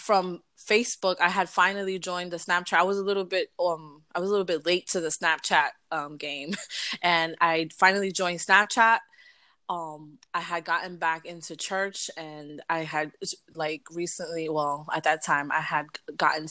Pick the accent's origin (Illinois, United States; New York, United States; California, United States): New York, United States; New York City; we're two girls born and raised in Brooklyn